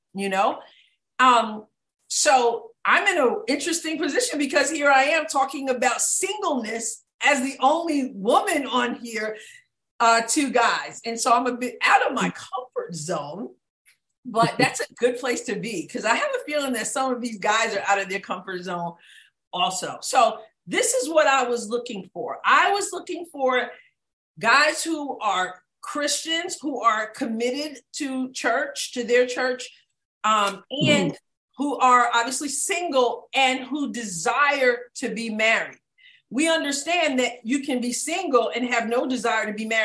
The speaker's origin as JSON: {"language": "English", "region": "New York", "country": "United States", "moved": "as an adult", "lives_now": "Southeast Missouri, United States", "said": "I'm from New York"}